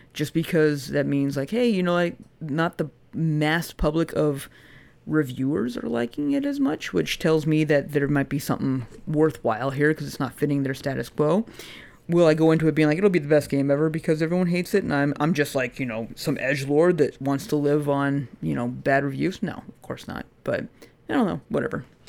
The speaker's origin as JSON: {"language": "English", "country": "United States", "said": "as an American"}